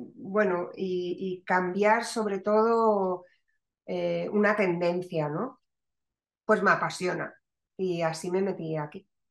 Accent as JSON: {"language": "Spanish", "town": "Madrid", "region": "Community of Madrid", "country": "Spain", "also_born_or_lived": "Barcelona / Valencia", "moved": "as an adult", "lives_now": "Málaga, Spain", "said": "yo soy madrileña, pero una madrileña con hijos malagueños"}